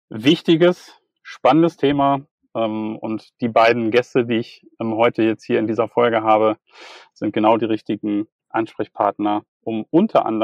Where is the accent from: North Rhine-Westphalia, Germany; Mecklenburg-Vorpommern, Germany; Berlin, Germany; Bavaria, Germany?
North Rhine-Westphalia, Germany; Bielefeld; Das ist schön, dass man das als Bielefelder schon mal sagen muss, dass es doch noch mal ein bisschen flacher gehen sollte.